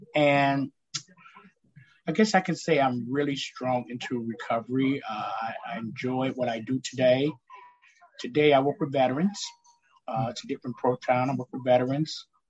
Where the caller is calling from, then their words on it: Midwest, United States; I'm coming from the Midwest, Illinois. Indiana area, Wisconsin, close Iowa.